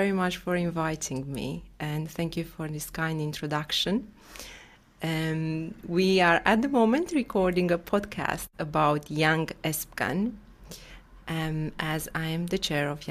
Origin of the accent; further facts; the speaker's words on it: Bucharest, Romania; English is a second language; Yes, I'm from Bucharest.